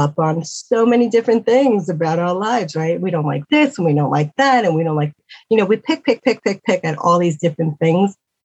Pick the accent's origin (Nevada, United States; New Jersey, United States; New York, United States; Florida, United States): New York, United States; New York City; moved away; I'm from New York City